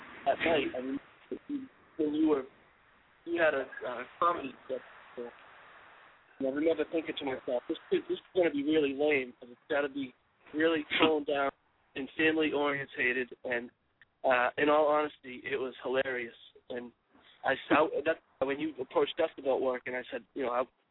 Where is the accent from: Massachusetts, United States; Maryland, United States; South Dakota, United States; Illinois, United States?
Massachusetts, United States; Chelmsford; I grew up in Chelmsford, right next to the Lowell Line